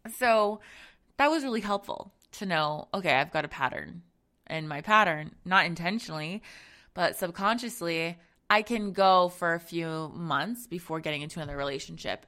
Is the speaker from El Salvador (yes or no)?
no; Zambia; I'm from Zambia, um, and so my family is, is from there as well